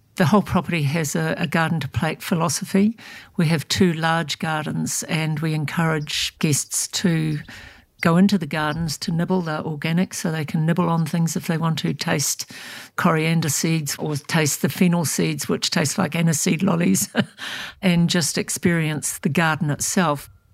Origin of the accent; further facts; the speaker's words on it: Thames, Waikato, New Zealand; moved away; I grew up in Thames, which is up on the Coromandel